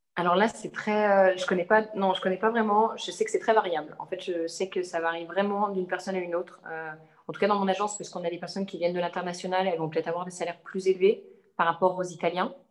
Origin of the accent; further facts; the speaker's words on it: Savoie region, Auvergne-Rhône-Alpes, France; moved away as an adult; also born or lived in Annecy / Turin; now in Milan, Italy; Je suis originaire de la région de Savoie